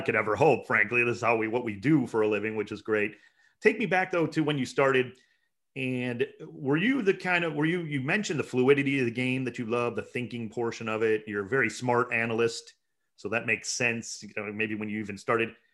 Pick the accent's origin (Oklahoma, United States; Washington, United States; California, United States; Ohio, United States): Ohio, United States; Cleveland; I'm from Cleveland